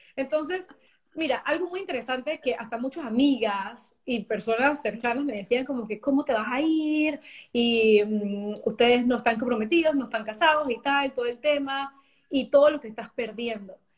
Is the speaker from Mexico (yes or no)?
no; Panama; moved away as an adult; also born or lived in New York; now in Germany; como panameño